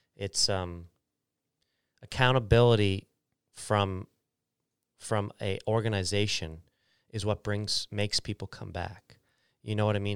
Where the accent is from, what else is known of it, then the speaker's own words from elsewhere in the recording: Bridgewater, Nova Scotia, Canada; moved away as an adult; also born or lived in Calgary; when I moved back from Calgary, I want Bridgewater to be a place that people don't wanna leave. When I was a kid, I wanted to leave